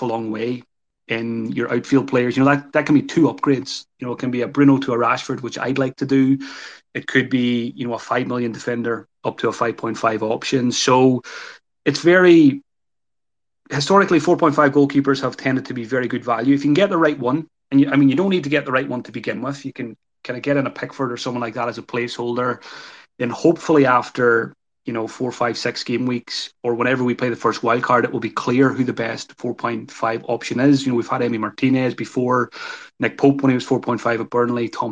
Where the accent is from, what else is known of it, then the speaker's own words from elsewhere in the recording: Ireland; I'm Irish.